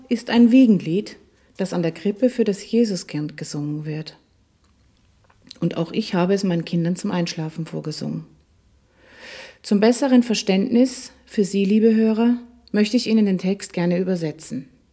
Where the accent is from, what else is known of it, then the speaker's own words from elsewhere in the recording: Schärding, Upper Austria, Austria; Ich bin in Scherding in Oberösterreich aufgewachsen, ein wunderschönes barockes Städtchen an der Grenze zu Deutschland.